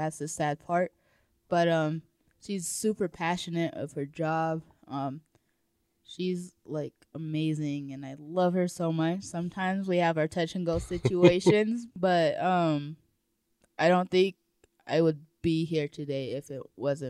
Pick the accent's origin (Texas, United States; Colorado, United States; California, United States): Colorado, United States; Colorado Springs; born there; I was born in Colorado Springs, I think.